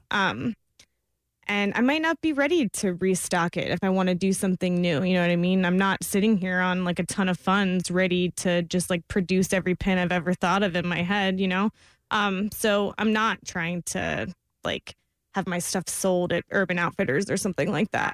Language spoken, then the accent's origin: English; Florida, United States; I am from Florida